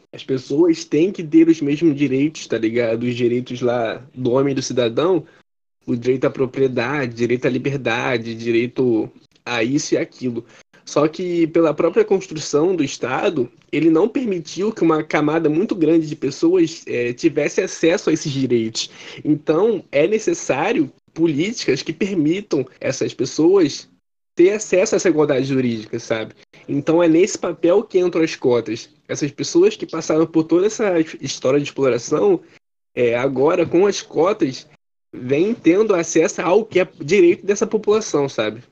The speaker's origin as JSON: {"language": "Portuguese", "region": "Rio de Janeiro", "country": "Brazil", "said": "eu moro na zona norte do Rio de Janeiro"}